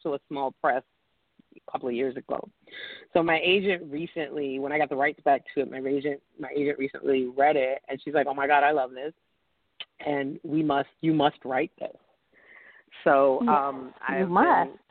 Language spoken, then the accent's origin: English; New York, United States; accent: thick New York; I come from New York, because I have a very thick New York accent